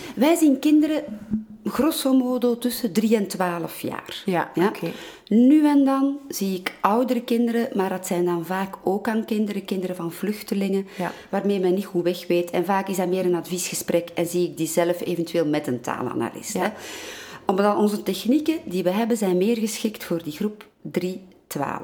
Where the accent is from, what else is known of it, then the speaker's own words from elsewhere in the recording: Antwerp, Flanders, Belgium; first language Dutch; Ik groeide op in Antwerpen als kind. Ik leerde Nederlands